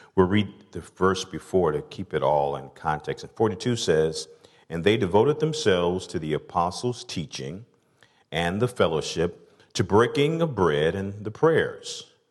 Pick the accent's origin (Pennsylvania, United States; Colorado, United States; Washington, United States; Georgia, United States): Georgia, United States; Atlanta; I'm from the South, from Atlanta